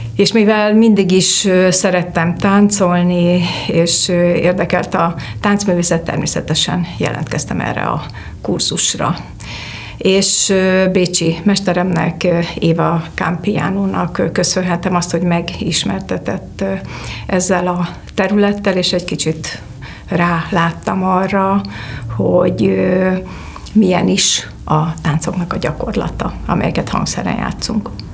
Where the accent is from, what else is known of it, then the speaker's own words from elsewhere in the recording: Debrecen, Hajdú-Bihar, Hungary; moved away as an adult; now in Budapest, Hungary; Debrecenben a Péter Fia úti énekzenetagozatos általános iskolába jártam